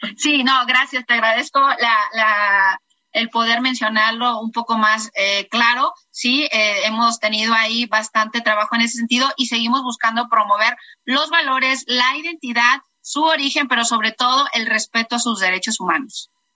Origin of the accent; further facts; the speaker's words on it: Tepic, Nayarit, Mexico; yo soy Nayarita, soy de Tepic y soy de Raíz Cora.